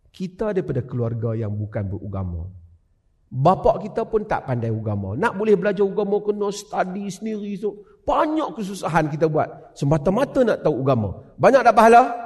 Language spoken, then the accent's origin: Malay; Penang, Malaysia; now in Perlis, Malaysia; Sejak saya lahir di Penang. Duduk di Perlia.